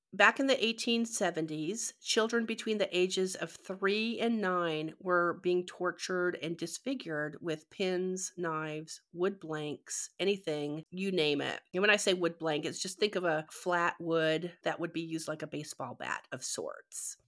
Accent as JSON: {"language": "English", "country": "Canada", "tie": "born or raised there", "moved": "yes", "said": "growing up in Canada"}